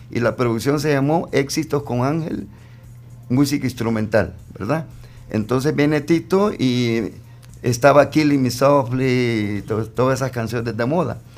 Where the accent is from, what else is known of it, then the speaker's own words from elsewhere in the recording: Panama; born there; yo nací en Panamá, madre, de, madre panameña y padre salvadoreño.